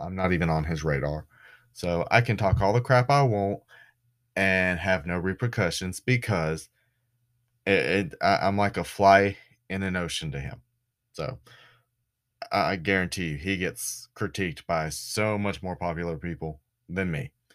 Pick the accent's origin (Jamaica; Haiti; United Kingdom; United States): United States; Florida; I'm from Florida, but not that Florida.